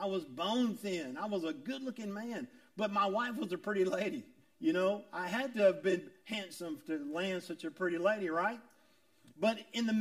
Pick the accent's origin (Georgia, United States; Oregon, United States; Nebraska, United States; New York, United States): Georgia, United States; Augusta; I was from South Augusta. I was a poor kid from South Augusta